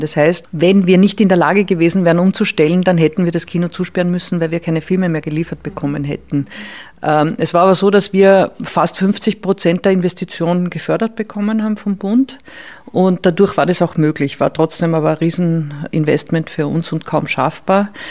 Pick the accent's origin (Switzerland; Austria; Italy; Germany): Austria; Salzkammergut, Upper Austria; moved away as an adult; now in Vienna, Austria; ich komme aus dem Salzkammergut und, und bin dann nach Wien zum Studieren gekommen